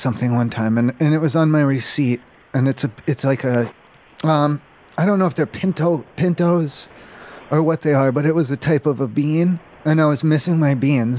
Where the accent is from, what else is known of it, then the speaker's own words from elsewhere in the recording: Colorado Springs, Colorado, United States; I'm from Colorado Springs, so I'm about 2 hours out from you guys.